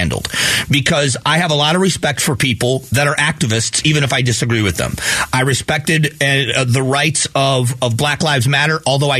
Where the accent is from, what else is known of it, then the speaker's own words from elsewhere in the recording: Fort Myers, Florida, United States; now in Arizona, United States; Fort Myers, where the hurricane hit, is my hometown. That's where I grew up